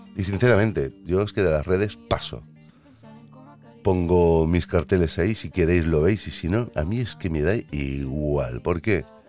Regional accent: Catalonia, Spain; Yo soy catalán

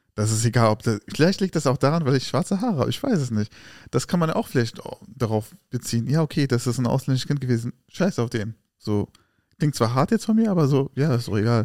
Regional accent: Germany; Wir sind doch hier in Deutschland geboren.

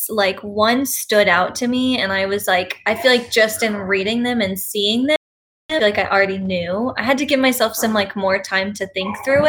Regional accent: Plano, Texas, United States; I grew up in Plano

